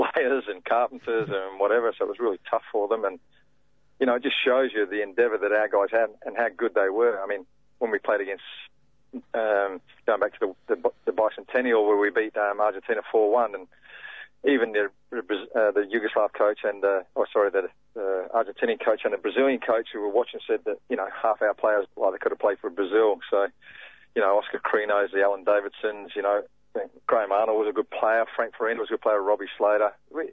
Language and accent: English; Australia; being the Australian